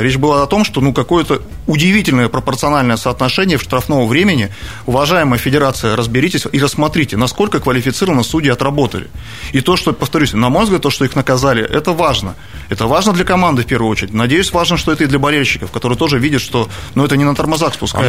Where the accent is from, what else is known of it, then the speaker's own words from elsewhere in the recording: Krasnoyarsk Krai, Russia; moved away as an adult; also born or lived in Sochi; я человек, тут, который тут родился, детство провел на наших футбольных а, стадиончиках